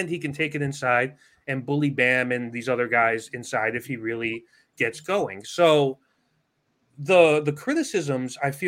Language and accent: English; New York City, New York, United States; I grew up in New York City. It is such a basketball city.